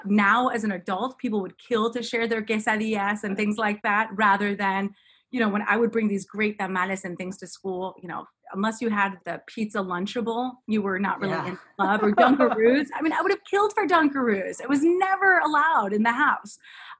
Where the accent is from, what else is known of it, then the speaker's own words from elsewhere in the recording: Mexico City, Mexico; now in Washington, D.C., United States; Well, first and foremost, being Cuban is a heck of a lot of fun.